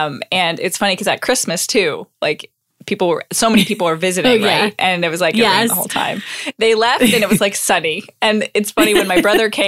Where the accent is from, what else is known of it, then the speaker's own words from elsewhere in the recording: Canada; talking to another Canadian, and we were both the ones both standing by the heater. And I'm like, we're the Canadian.